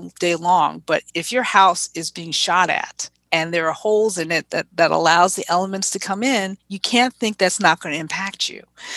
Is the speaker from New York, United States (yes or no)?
yes; New York City, New York, United States; growing up in the Bronx